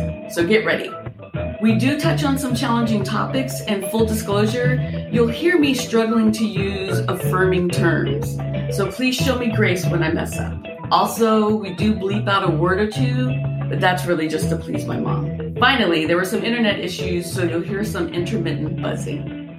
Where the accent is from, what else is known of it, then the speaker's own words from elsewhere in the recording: San Antonio, Texas, United States; I'm from San Antonio, Texas.